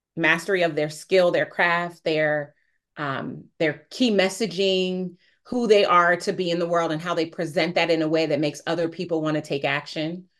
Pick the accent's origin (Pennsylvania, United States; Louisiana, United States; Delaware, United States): Delaware, United States; Wilmington; also born or lived in Newcastle, Delaware; now I live in Newcastle, Delaware. I moved, but yes, I'm from Wilmington, Delaware